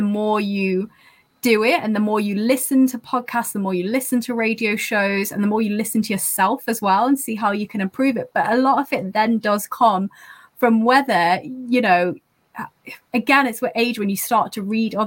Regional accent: the north of England, United Kingdom; accent: northern; having a northern accent

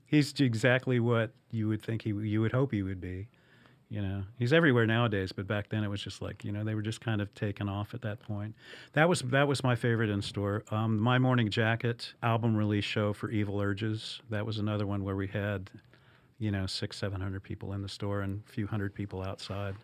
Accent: Evansville, Indiana, United States; moved away as an adult; also born or lived in Arizona; now in Louisville, United States; I had worked for a, a record store in Evansville, Indiana, which is my hometown

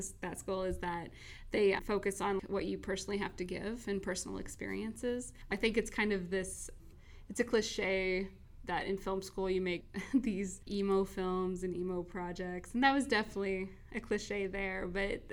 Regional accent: Hardin County, Southern Illinois, United States; moved away as an adult; now in Burbank, United States; I am from Southern Illinois, where the towns are so small, they call them by the county name

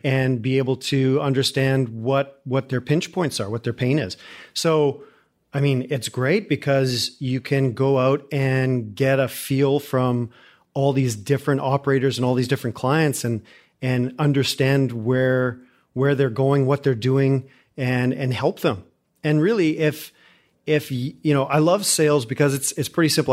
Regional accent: Calgary, Alberta, Canada; moved away as an adult; now in Houston, United States

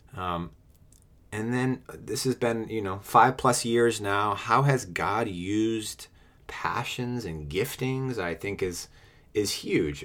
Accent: New England, United States; moved away as an adult; also born or lived in Washington, D.C.; I'm originally from New England and moved to D C for work.

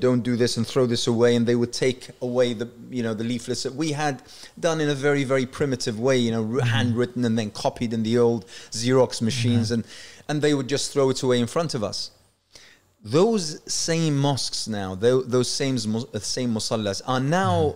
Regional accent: Yorkshire and the Humber, United Kingdom; also born or lived in Iraq; now in London, United Kingdom; I would think of myself as a as a Yorkshire lad

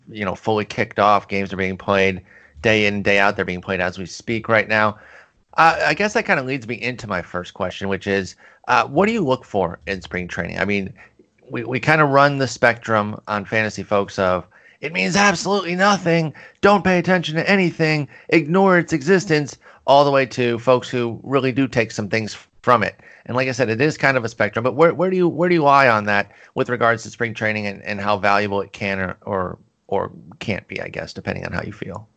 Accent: Michigan, United States; I grew up in Michigan

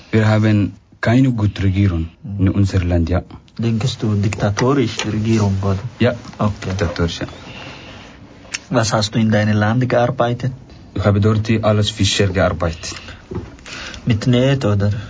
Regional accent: Eritrea; German is a second language; moved away as an adult; now in Switzerland; ich komme aus Eritrea. Ich bin seit einem Jahr und drei Monaten in der Schweiz.

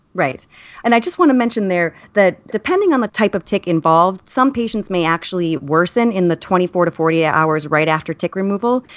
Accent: New York, United States; I, as a New Yorker

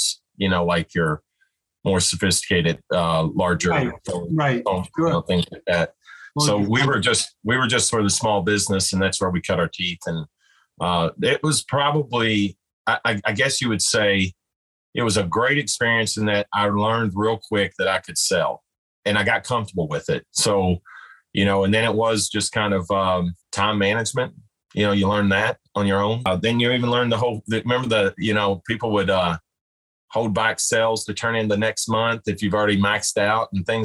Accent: Owensboro, Kentucky, United States; somebody in my hometown. And at that time, I wasn't expecting to go back here

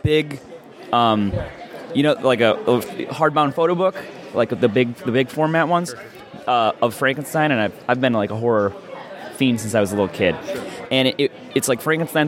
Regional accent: Scranton, Pennsylvania, United States; Scranton, Pennsylvania

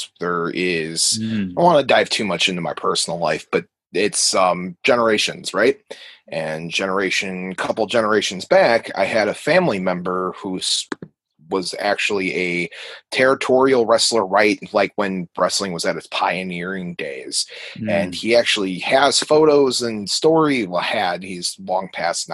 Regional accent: United States; I am from America

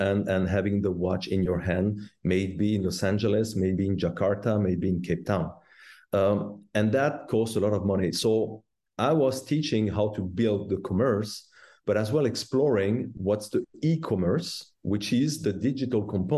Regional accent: La Chaux-de-Fonds, Neuchâtel, Switzerland; I was born and raised in the Watch Valley in La Chaux-de-Fonds

